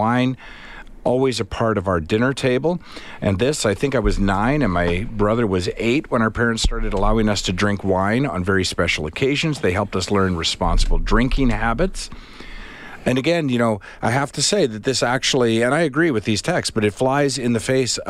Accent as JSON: {"language": "English", "region": "Alberta", "country": "Canada", "tie": "born or raised there", "said": "My 2 cents, born and raised in Alberta, spent 2 years in Spain."}